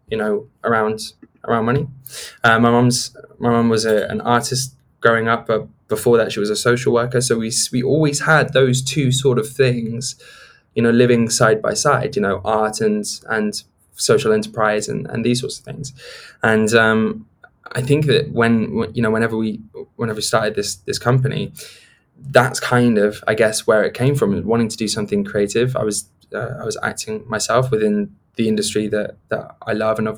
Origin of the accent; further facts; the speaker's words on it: South West England, United Kingdom; born there; I actually come from quite a middle class place. You know, I was born in Gloucestershire, and my and my extended family are all you know middle class people